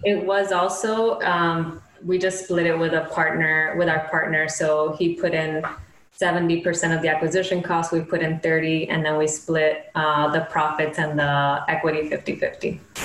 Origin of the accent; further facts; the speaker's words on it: Miami, Florida, United States; moved away as an adult; also born or lived in Gainesville, Florida / Brooklyn, New York; originally we're from Miami